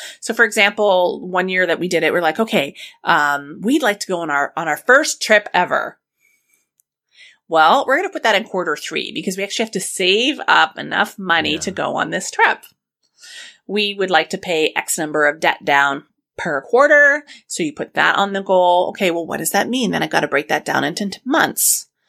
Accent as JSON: {"language": "English", "region": "Scotland", "country": "United Kingdom", "said": "I'm Scottish. I am so cheap."}